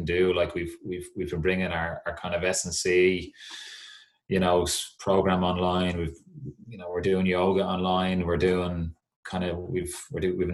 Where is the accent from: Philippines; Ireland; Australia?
Ireland; Dublin, Leinster; I grew up playing golf in Clontarf Golf Club